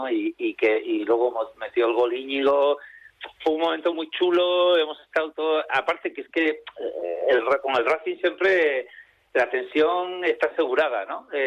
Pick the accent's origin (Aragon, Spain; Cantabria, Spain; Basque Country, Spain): Cantabria, Spain; Santander; moved away; bueno, yo que soy un cántabro hace tiempo emigrado o exiliado por razones familiares, porque mi familia se tuvo que mudar de, Santander por temas de salud. Eh, siempre he mantenido el vínculo con la tierruca